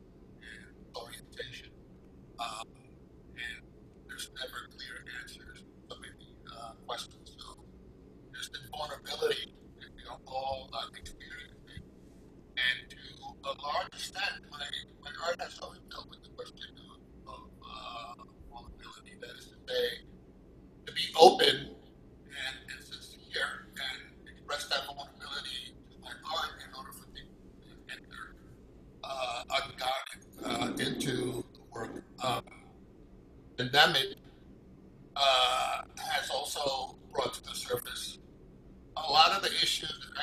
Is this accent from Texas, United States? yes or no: no; New York City, New York, United States; I was born and raised in Brooklyn.